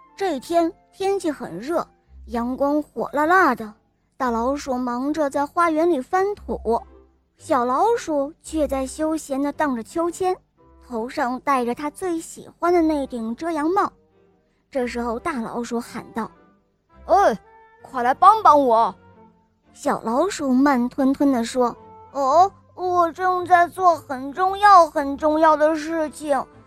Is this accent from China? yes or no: no; Germany; 我今年五岁了，我来自德国